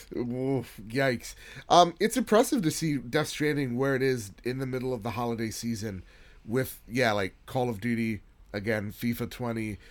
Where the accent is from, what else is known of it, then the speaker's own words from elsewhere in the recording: United States; as an American